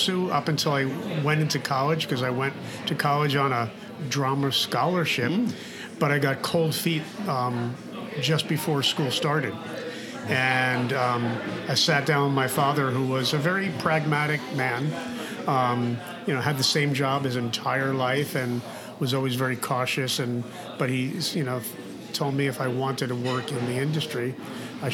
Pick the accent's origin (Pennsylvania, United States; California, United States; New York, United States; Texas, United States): New York, United States; Long Island; I grew up also on Long Island, middle-class